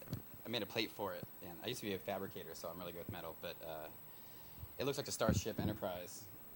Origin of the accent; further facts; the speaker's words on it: Portland, Oregon, United States; moved away as an adult; also born or lived in Seattle, Washington; I live in Portland. I recently moved from Seattle. I grew up in Portland. I've been here for about 10 years in Seattle. Then I moved back home about in the last year.